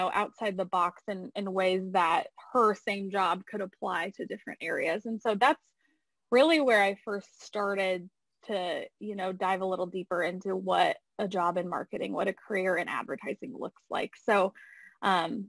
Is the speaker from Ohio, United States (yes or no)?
yes; Findlay, Ohio, United States; moved away as an adult; now in Indianapolis, United States; I grew up in Findlay, so definitely was a tight-knit community there